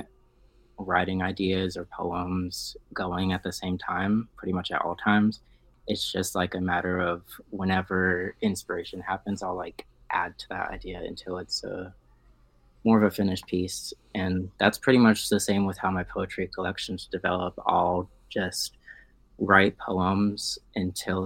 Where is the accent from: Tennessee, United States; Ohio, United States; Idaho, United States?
Ohio, United States; Cincinnati; also born or lived in Toledo, Ohio; I was raised in Cincinnati